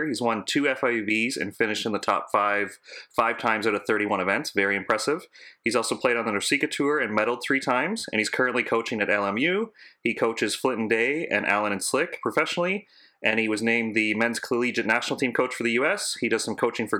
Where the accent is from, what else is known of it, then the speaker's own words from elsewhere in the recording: Canada; as a Canadian